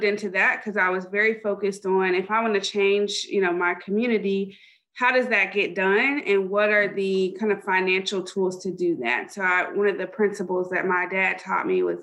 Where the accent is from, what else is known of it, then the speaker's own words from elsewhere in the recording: Dallas, Texas, United States; moved away as an adult; also born or lived in Chapel Hill, North Carolina; I am from Dallas, Texas. Left for a ton of school